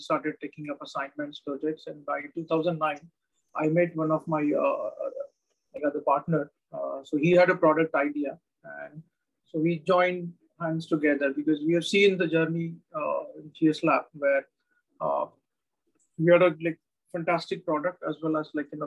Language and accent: English; Solapur, Maharashtra, India; now in Pune, India; Solapur, which is my hometown